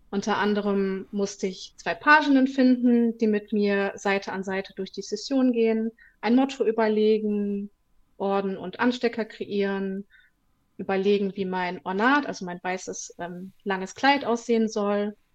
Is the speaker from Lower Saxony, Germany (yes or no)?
no; Bonn, North Rhine-Westphalia, Germany; Ich bin in Bonn geboren und aufgewachsen und wohne rechtsrheinisch im schönen Ramersdorf.